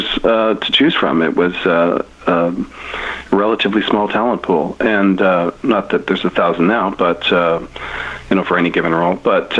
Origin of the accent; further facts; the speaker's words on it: Canada; I'm a Canadian. I'm proudly Canadian